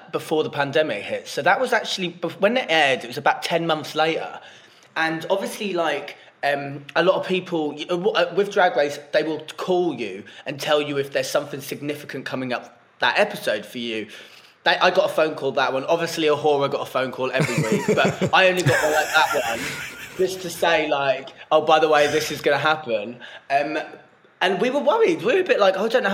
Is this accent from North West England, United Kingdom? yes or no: no; Norfolk, East of England, United Kingdom; now in London, United Kingdom; she lives back in Norfolk.